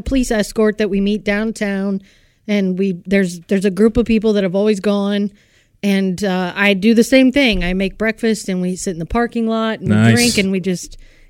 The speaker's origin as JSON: {"language": "English", "town": "Indianapolis", "region": "Indiana", "country": "United States", "tie": "born or raised there", "said": "Obviously, I grew up in Indianapolis"}